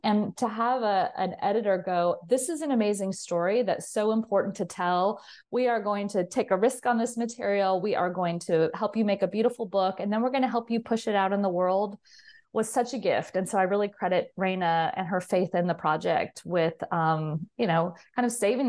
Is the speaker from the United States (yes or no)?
yes; California, United States; So I grew up in Southern California, and interestingly enough, not far from Hollywood, and was always a movie lover.